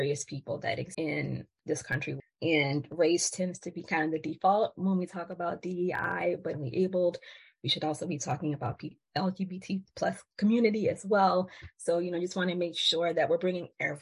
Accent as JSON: {"language": "English", "town": "New Orleans", "region": "Louisiana", "country": "United States", "accent": "Southern", "said": "that's the Southern inflect. I'm from New Orleans, Louisiana."}